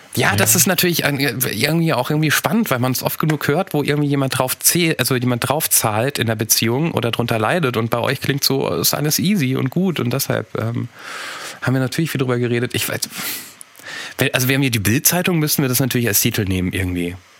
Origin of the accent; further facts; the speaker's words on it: Rhenish Hesse, Rhineland-Palatinate, Germany; ich komme aus Reuhesse. Wir haben Probleme mit den Explosivlauten.